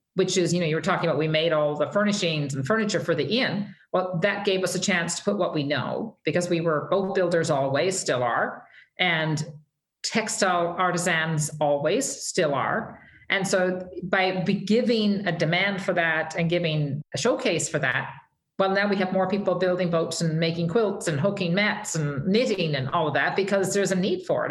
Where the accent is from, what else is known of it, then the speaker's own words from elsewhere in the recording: Fogo Island, Newfoundland and Labrador, Canada; moved away as an adult; also born or lived in Calgary; I I'm as a Newfoundlander